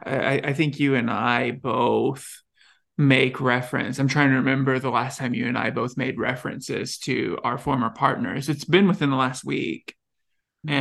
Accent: Texas, United States; accent: thick southern; I grew up in Texas. Uh, I had a thick southern accent, very flat, ha, very flat vowel

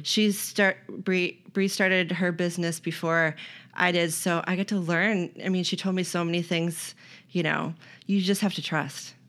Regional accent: Otana, New York, United States; moved away as an adult; now in Rochester, United States; I grew up in Otana

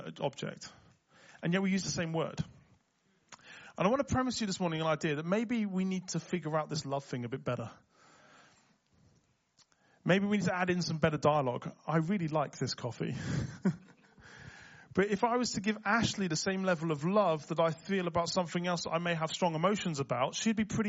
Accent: Liverpool, North West England, United Kingdom; accent: Scouse; moved away; I grew up in Liverpool, so I can go fully Scouse

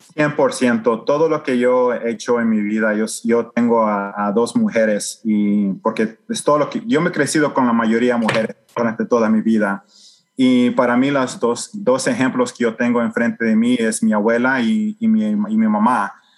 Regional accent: El Salvador; now in Houston, United States; yo me crecí en El Salvador

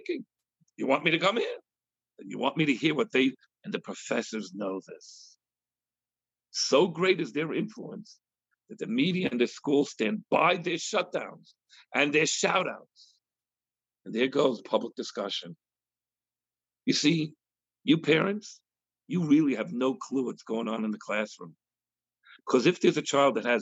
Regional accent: United States; We Americans

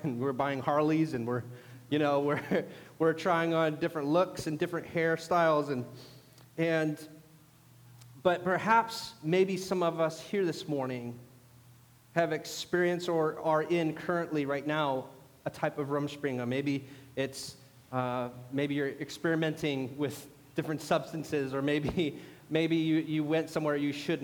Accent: Warsaw, Indiana, United States; near my hometown, near Warsaw, Indiana. That's where I grew up

